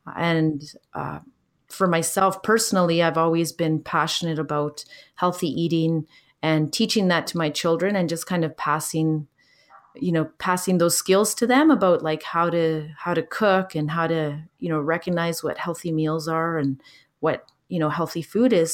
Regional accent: Canada; also born or lived in Chile; my family immigrated to Canada when I was four years old

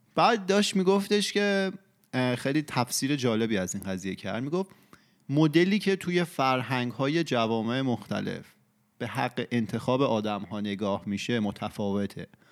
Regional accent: Iran; تو فرهنگ ایران بزرگ شدیم و ایرانی هستیم

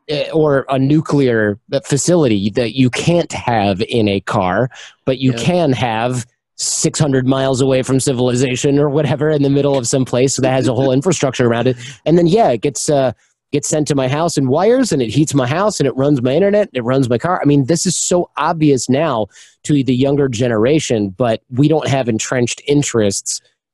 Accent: Michigan, United States; I'm from Michigan

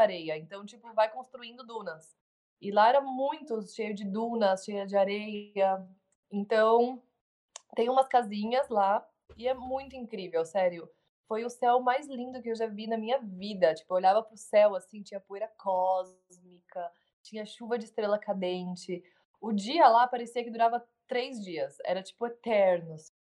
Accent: Brazil; moved away as an adult; also born or lived in São Paulo; now in Uruguay; sou brasileira, eu amo meu país

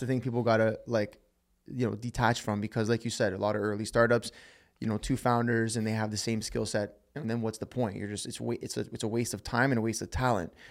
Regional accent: Toronto, Ontario, Canada; We're, we're from Toronto, Canada

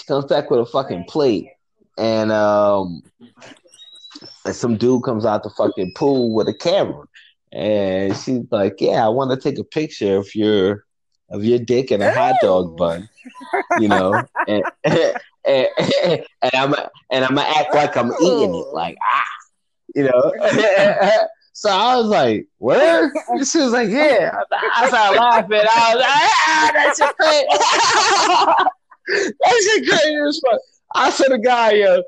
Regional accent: Atlanta, Georgia, United States; I'm from Atlanta. You know, I live in Atlanta

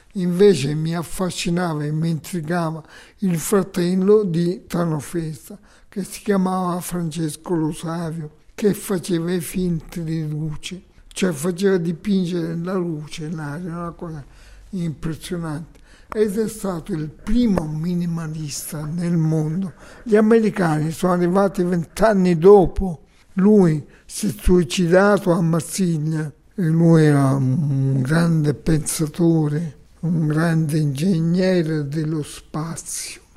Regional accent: Cittanova, Calabria, Italy; moved away; also born or lived in Rome / Milan; Di un paese Citronova, 70 km da Reggio.

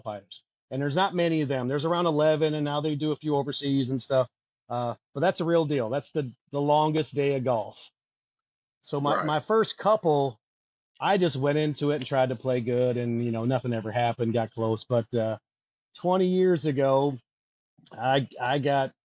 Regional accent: Milwaukee, Wisconsin, United States; I'm from Milwaukee, so all of my, you know, I got a close family and friends, you know, went to MPS, Milwaukee Vincent, so all my best friends from high school

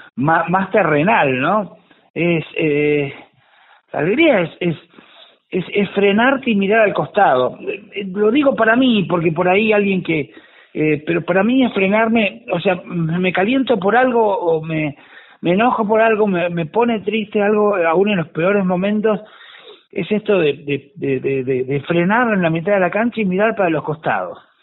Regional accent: Tandil, Buenos Aires Province, Argentina; moved away; lugar de donde yo vengo, la, localidad de Tandil

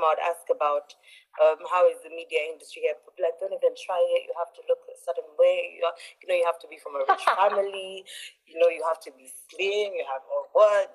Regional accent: Uganda; I'm Ugandan. I'm, um, yes, I'm from Uganda originally.

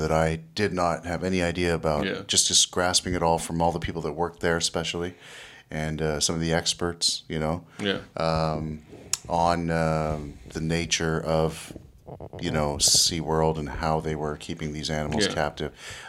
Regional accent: Canada; I'm from Canada, Marineland.

